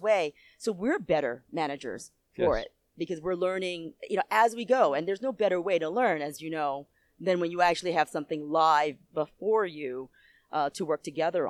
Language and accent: English; United States; I'm from the U.S.